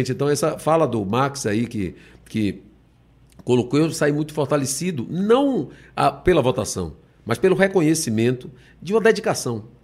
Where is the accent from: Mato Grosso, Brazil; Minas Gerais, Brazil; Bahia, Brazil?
Bahia, Brazil; Eu vou dizer isso para a Bahia. Eu, eu honrei muito a minha terra.